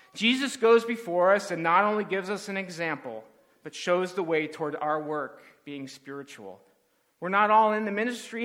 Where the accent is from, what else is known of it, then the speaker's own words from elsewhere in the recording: Southern California, United States; as a kid growing up in Southern California